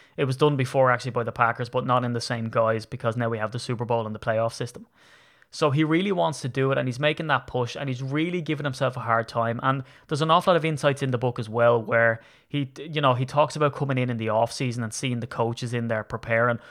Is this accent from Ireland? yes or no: yes; Ireland; I'm Irish.